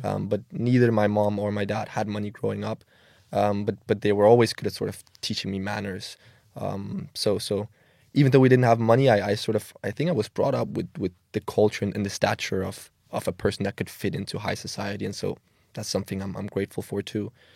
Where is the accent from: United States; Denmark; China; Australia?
Denmark; Copenhagen, Capital Region of Denmark; moved away as an adult; now in Milan, Italy; I grew up in Denmark, in Copenhagen. Um, yeah, been there almost all my life. Obviously, now I, I reside in Milan, Italy.